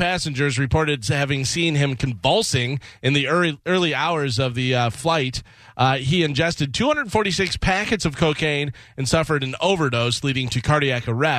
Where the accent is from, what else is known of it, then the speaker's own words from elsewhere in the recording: Illinois, United States; I've ridden horses growing up in Illinois. A lot of our neighbors had horses.